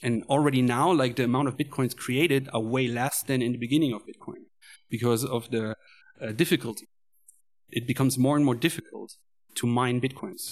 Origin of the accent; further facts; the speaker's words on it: Cologne, North Rhine-Westphalia, Germany; moved away as an adult; now in Chengdu, China; I am coming from Germany, Cologne.